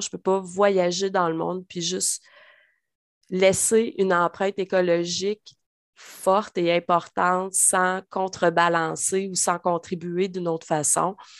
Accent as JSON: {"language": "French", "town": "Trois-Rivières", "region": "Quebec", "country": "Canada", "tie": "born or raised there", "moved": "as an adult", "lives_now": "Drummondville, Canada", "said": "Cap-de-la-Madeleine, d'où je suis originaire, dans le coin de Trois-Rivières"}